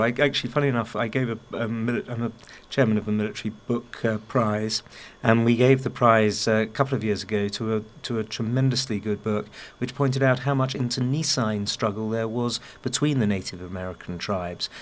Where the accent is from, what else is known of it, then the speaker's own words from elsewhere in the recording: England, United Kingdom; I, as an Englishman